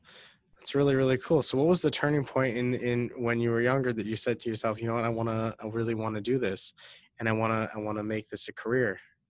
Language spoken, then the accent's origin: English; Detroit, Michigan, United States; moved away; No, I'm from Detroit.